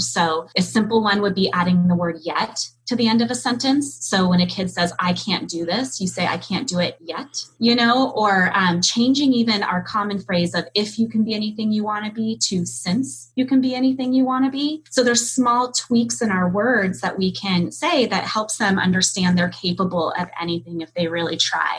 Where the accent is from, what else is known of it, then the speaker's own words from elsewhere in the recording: California, United States; I grew up in California